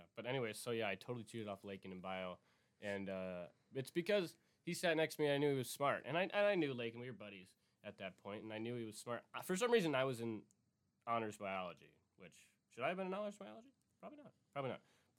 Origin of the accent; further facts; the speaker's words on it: Cudahy, Wisconsin, United States; We grew up in Cudahy.